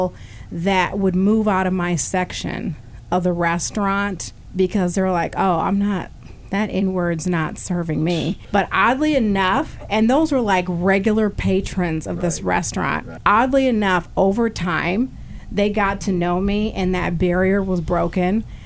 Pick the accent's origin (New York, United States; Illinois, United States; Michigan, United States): Illinois, United States; Galesburg; now in Peoria, United States; I was actually born here in Peoria, but I was raised in Galesburg